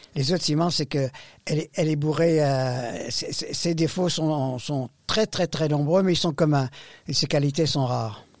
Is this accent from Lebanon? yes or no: yes; Beirut, Beirut Governorate, Lebanon; moved away; je, suis né au Liban. Je suis né à Beyrouth